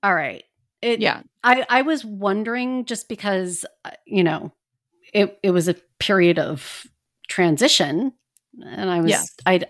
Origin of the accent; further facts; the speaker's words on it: Northeast, United States; I'm from the Northeast. We do hockey.